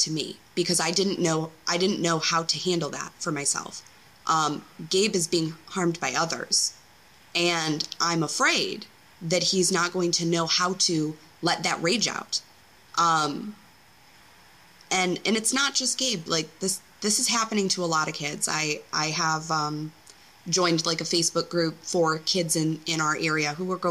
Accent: Detroit, Michigan, United States; moved away as an adult; now in Tennessee, United States; I was raised like right outside of Detroit, so I was kind of a city kid.

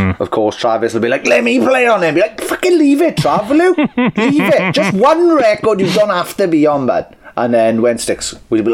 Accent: Welsh, Wales, United Kingdom; I'm Welsh

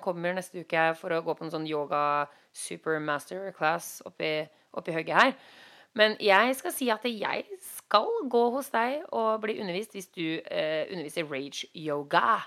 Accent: Norway; moved away as an adult; now in Los Angeles, United States; vi er nordmenn

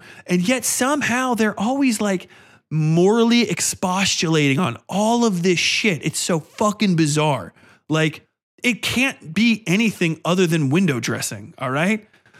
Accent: Manhattan, New York, United States; You know, I'm from Manhattan. I couldn't be racist. I'm from Manhattan.

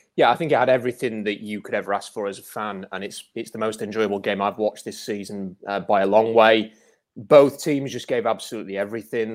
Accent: Rotherham, Yorkshire and the Humber, United Kingdom; also born or lived in Canada; I live in Rotherham. I'm from Rotherham. I've, I've always lived in Rotherham, apart from when I briefly lived in Canada

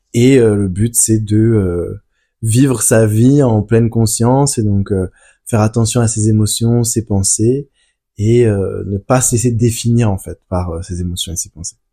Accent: France; je suis né en France.

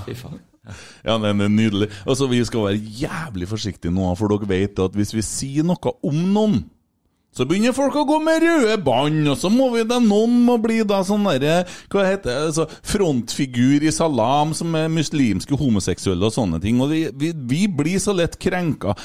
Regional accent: Bjugn, Trøndelag, Norway; Jeg er fra Bjugn

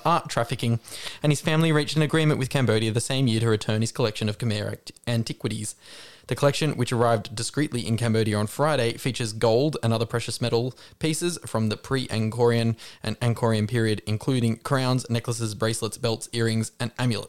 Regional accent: Australia; I'm Australian.

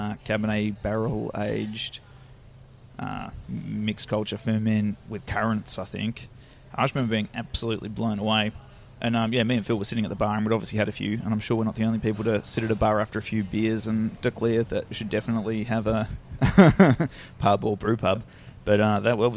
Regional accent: Melbourne, Victoria, Australia; I just grew up in Mount Waverley, just in Melbourne's eastern suburbs

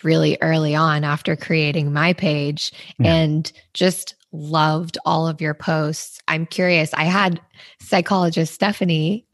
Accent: Wyoming, United States; I grew up in Wyoming

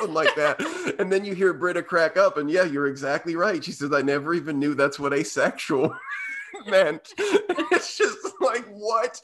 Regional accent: Indiana, United States; growing up in Indiana

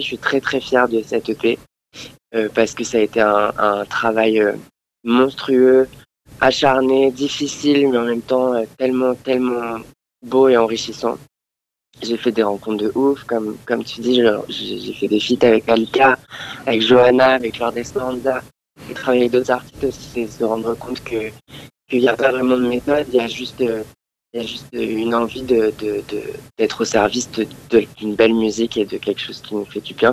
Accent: France; also born or lived in Andalusia, Spain; je suis français. j'ai été élevé principalement en France, mais mon père est espagnol

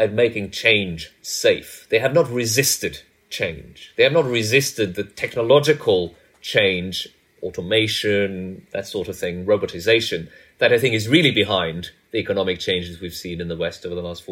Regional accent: Norway; moved away as an adult; also born or lived in United States; I grew up in Norway

